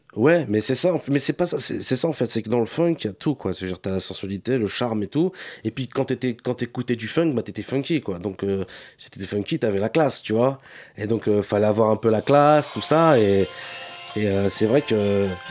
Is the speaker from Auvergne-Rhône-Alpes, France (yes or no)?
no; Saint-Denis, Île-de-France, France; j'ai grandi. J'ai grandi dans un quartier à Saint-Denis. Je viens de Saint-Denis